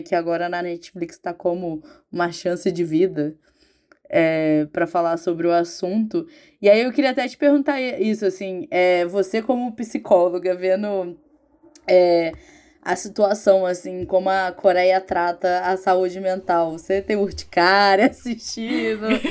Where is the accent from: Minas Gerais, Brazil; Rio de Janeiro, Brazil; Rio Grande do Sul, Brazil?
Rio de Janeiro, Brazil; eu sou carioca